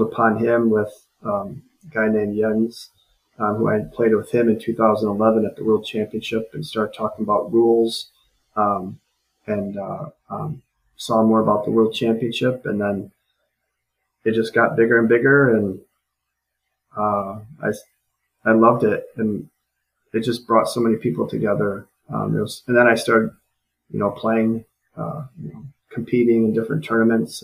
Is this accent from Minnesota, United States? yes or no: no; Rockford, Illinois, United States; now in Eau Claire, United States; Rockford, Illinois, which was my which is my hometown